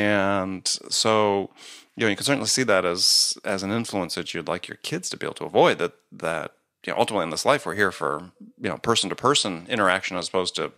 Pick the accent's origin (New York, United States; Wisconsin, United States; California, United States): Wisconsin, United States; I think it's Midwestern Protestant work ethic. I grew up in Wisconsin.